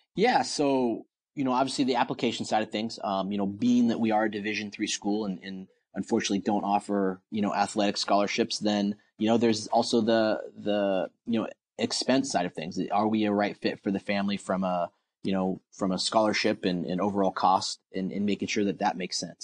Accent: Portland, Oregon, United States; moved away; I'm from Portland, Oregon, and we don't have a baseball team there

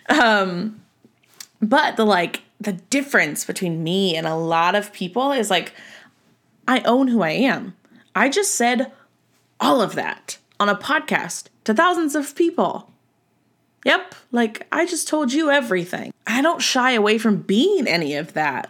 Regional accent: Southern California, United States; I'm from Southern California

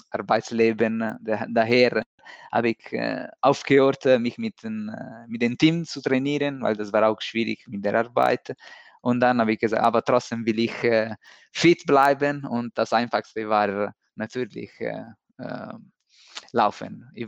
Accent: Milan, Lombardy, Italy; born there; German is a second language; also born or lived in Rome; Ich bin in Mailand geboren, so in äh, 90, 80. So dieses Jahr ist, hab, bin ich 40 äh, geworden.

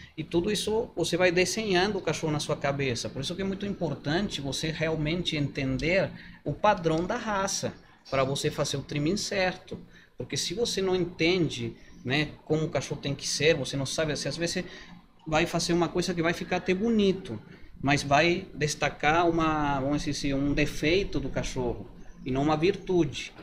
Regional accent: Mendoza, Argentina; Portuguese is a second language; moved away as an adult; now in Brazil

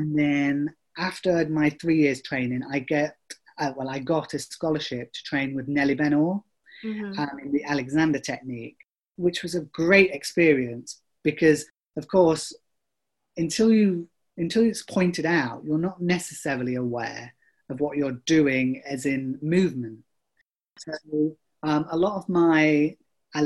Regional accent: Chesterfield, East Midlands, United Kingdom; I grew up in Chesterfield, which, of course, is very famous for the Crooked Spire

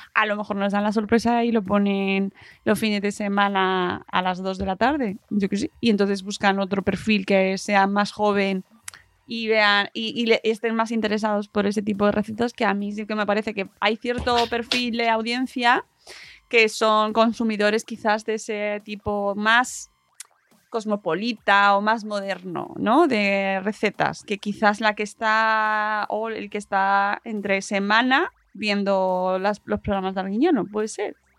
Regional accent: Community of Madrid, Spain; Yo soy de Madrid y de Madrid además de pueblo, básicamente pueblo de Madrid

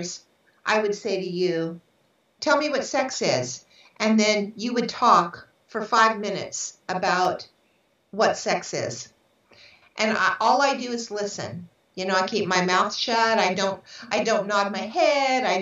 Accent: San Francisco, California, United States; I was born in San Francisco in 1954, July 6, 1954.

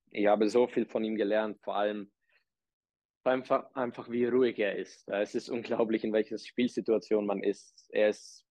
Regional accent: Czechia; moved away; Ich bin, äh, bin in Tschechien geboren

